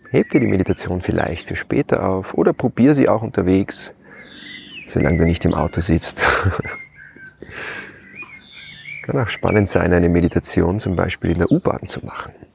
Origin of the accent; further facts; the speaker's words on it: Lower Austria, Austria; Haus meiner Mutter, meinem Elternhaus, wo ich aufgewachsen bin